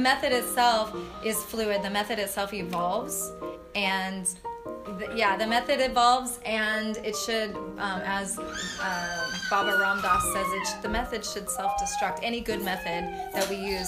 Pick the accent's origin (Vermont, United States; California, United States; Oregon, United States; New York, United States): California, United States; Fresno; also born or lived in Santa Cruz; now in Long Beach, United States; I grew up in Fresno